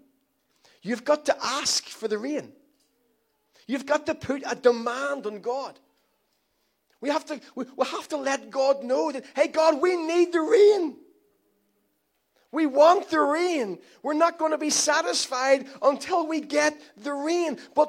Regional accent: Ireland; I'm Irish

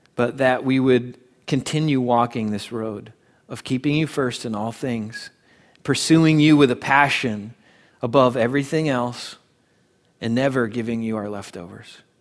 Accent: United States; as American Christians

